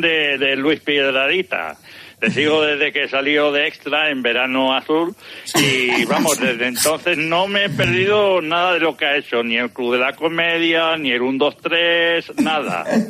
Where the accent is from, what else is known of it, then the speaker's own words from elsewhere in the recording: Teruel, Aragon, Spain; now in Sant Sadurní d'Anoia, Spain; Yo llamo de San Sadurní de Novia lo que pasa es que soy nacido en Teruel.